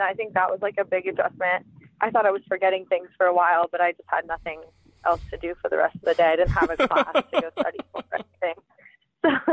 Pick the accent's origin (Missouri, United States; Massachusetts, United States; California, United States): California, United States; San Diego; moved away as an adult; also born or lived in Clemson; I'm from San Diego